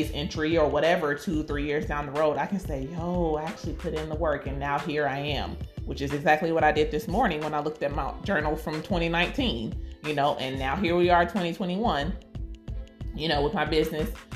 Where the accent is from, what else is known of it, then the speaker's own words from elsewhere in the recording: United States; we're Black and we are African American